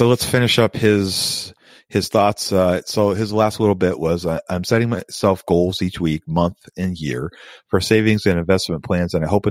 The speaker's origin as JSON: {"language": "English", "country": "Canada", "said": "Once I turn 18, I can open a TFSA account. I'm a Canadian, by the way, and can start investing."}